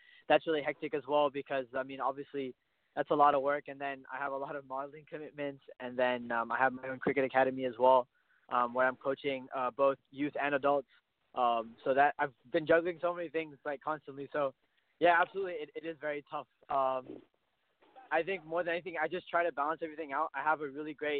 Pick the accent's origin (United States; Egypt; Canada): Canada; My dad is Indian. My mom is Pakistani, but I was born in Canada, so I'm Canadian